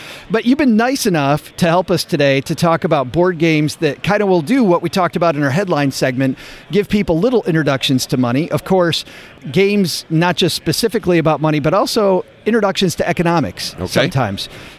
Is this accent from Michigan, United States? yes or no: yes; Detroit, Michigan, United States; moved away; I'm originally from Detroit